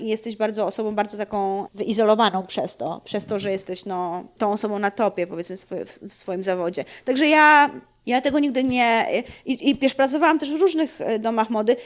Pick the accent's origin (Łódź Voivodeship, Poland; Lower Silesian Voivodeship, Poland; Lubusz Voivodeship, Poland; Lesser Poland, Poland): Lubusz Voivodeship, Poland; Gorzów Wielkopolski; moved away; also born or lived in Szczecin; przeprowadzili się, wiesz, do Gorzowa, kiedy ja się urodziłam